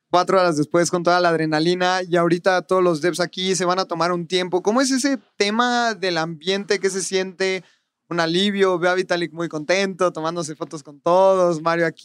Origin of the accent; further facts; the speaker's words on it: San Luis Potosí, Mexico; now in Guadalajara, Mexico; Yo, yo soy de San Luis. Este, ahorita vivo en Guadalajara.